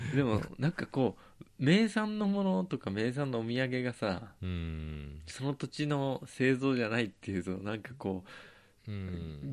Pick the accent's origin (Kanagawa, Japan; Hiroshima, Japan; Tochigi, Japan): Tochigi, Japan; born or raised there